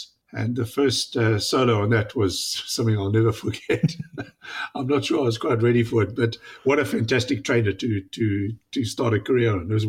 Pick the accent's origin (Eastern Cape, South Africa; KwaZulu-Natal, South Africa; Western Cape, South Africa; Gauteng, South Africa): Gauteng, South Africa; Johannesburg; moved away; I was born up in South Africa, where he had moved to. And my dad, being in engineering in South African Airways, we lived close to the airport at Johannesburg.